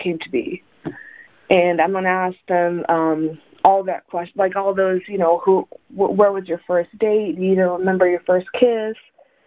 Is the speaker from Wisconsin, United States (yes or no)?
no; The Colony, Texas, United States; also born or lived in Tehran, Iran; I was actually born in Tehran, Iran. My family and I moved to the Dallas area in 1999. I was raised in a colony